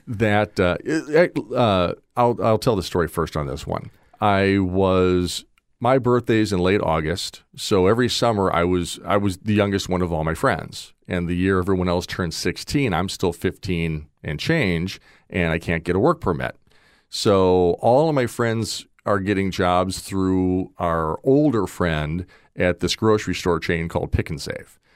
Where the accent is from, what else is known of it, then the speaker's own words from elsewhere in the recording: Wauwatosa, Wisconsin, United States; also born or lived in Nashville, Tennessee; now in Naples, United States; I was born in Nashville, But before I was old enough to have a vote, we moved back to Milwaukee, and I grew up in a suburb outside of, uh, uh, Milwaukee called Wauwatosa